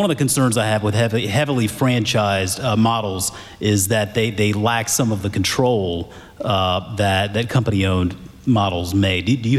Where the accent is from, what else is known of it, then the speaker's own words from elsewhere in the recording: Charleston, South Carolina, United States; moved away; I grew up in Charleston, South Carolina, so Krispy Kreme is was kind of like a religion down there.